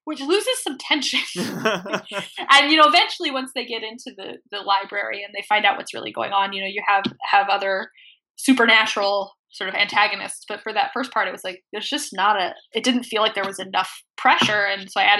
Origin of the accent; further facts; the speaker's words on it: Midwest, United States; I grew up in the Midwest